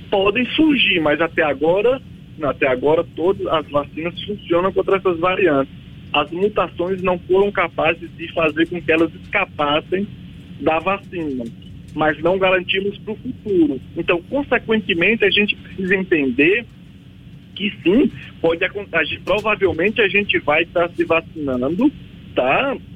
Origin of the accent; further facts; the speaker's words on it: Bahia, Brazil; eu sou baiano lá do da Bahia